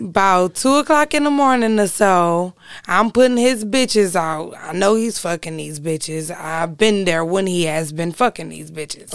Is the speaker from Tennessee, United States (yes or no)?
no; Detroit, Michigan, United States; I was born and raised over there on Six Mile and Davidson